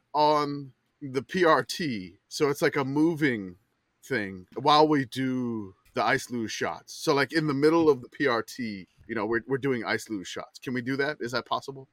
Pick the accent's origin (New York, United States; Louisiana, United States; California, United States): Louisiana, United States; New Orleans; I'm from New Orleans